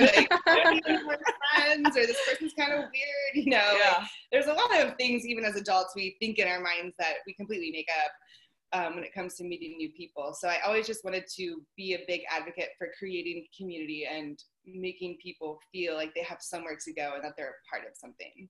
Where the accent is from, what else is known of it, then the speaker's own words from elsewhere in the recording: Pittsburgh, Pennsylvania, United States; moved away as an adult; also born or lived in Kansas / Texas; I'm from Pittsburgh, Pennsylvania